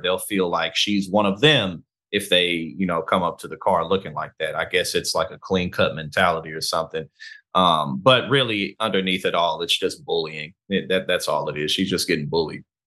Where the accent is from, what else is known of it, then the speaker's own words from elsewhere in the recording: St. Louis, Missouri, United States; now in New Jersey, United States; I'm from Saint Louis, Missouri. I live in, uh, New Jersey now